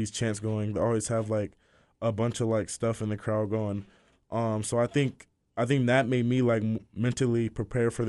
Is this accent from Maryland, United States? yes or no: no; Austin, Texas, United States; also born or lived in Los Angeles; I'm from Austin because I've been here most of my life too